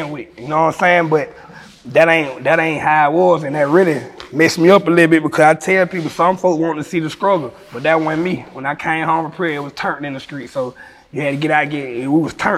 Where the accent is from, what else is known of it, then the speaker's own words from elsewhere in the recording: Atlanta, Georgia, United States; I'm from Atlanta with all the stars